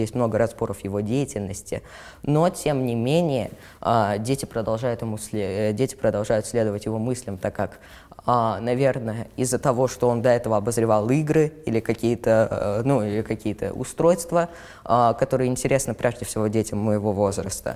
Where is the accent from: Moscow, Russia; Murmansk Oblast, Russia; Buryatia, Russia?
Moscow, Russia; мне 13 лет, я из Москвы и живу совершенно недалеко от э, места съемки